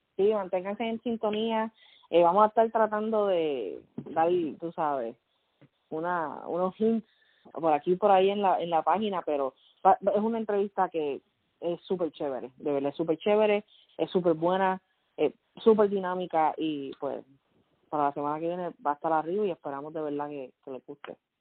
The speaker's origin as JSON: {"language": "Spanish", "country": "Puerto Rico", "tie": "born or raised there", "also_born_or_lived": "Fajardo, Puerto Rico / Luquillo, Puerto Rico", "moved": "as an adult", "lives_now": "Kentucky, United States", "said": "nací criada en Puerto Rico, ah, mayormente en el área de Río Piedra, Guaynao, Carolina, y en este momento estoy viviendo en Kentucky"}